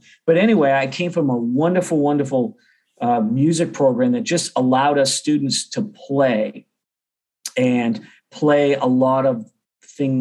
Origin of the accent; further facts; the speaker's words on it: Beverly, Massachusetts, United States; accent: Boston; moved away as an adult; now in Oklahoma, United States; I grew up about 30 miles northeast of Boston. So I do a good job trying to hide the Boston accent